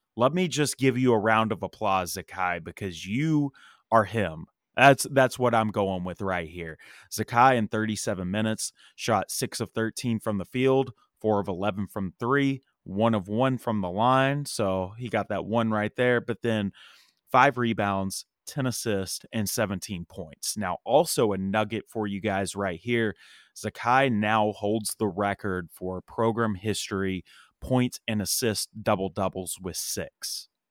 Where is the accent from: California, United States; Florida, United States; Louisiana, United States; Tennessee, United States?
Tennessee, United States; East; now in Nashville, United States; I grew up in East Tennessee